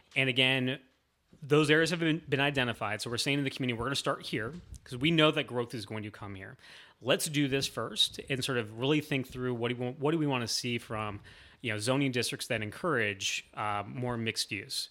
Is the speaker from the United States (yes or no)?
yes; Northwest Ohio, United States; moved away as an adult; now in Columbus, United States; I grew up in Northwest Ohio.